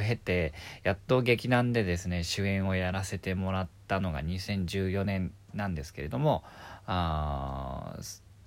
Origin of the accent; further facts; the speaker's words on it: Kyushu, Miyazaki, Japan; now in Tokyo, Japan; 九州の宮崎県で生まれた